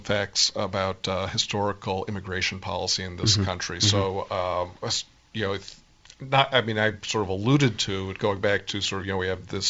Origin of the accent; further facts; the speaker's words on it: Phoenix, Arizona, United States; I grew up in Phoenix, Arizona